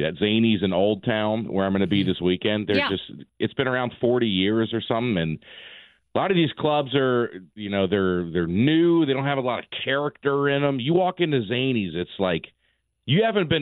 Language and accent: English; Alabama, United States; also born or lived in South Bend, Indiana; now in Nashville, United States; I'm from Alabama originally.